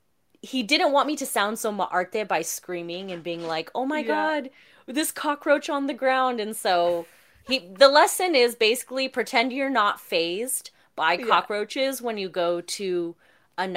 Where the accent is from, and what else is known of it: California, United States